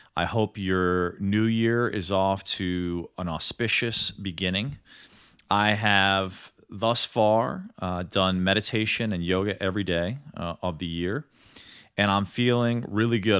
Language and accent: English; Midwest, United States; also born or lived in New York; now in Los Angeles, United States; growing up in the Midwest.